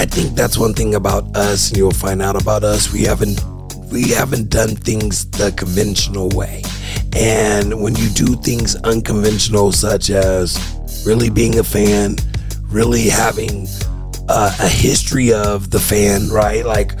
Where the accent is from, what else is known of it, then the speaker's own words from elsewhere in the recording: California, United States; We both got similar interests. We're both from the Bay.